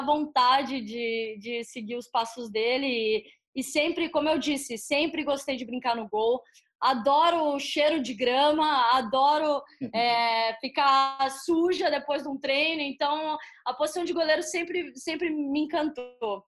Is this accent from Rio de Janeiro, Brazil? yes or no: no; Campinas, São Paulo, Brazil; moved away as an adult; also born or lived in Aguaí / United States; Eu sou de uma cidade pequena, né, do interior de São Paulo, Aguaí. É, cresci em Campinas, mas sou de Aguaí.